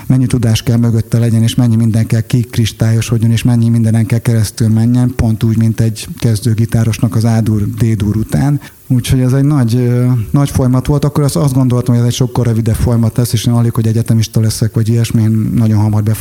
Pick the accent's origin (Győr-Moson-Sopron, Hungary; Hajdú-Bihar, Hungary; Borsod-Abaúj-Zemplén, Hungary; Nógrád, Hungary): Hajdú-Bihar, Hungary; Tetétlen; azt gondoltam, hogy nekem kis apró tetétleni magyarként ez sikerülni fog.